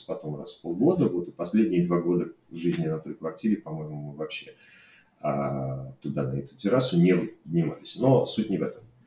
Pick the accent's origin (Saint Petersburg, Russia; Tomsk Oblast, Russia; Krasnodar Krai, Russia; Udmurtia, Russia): Saint Petersburg, Russia; moved away as an adult; also born or lived in Moscow; now in Barcelona, Spain; я родился и вырос в Ленинграде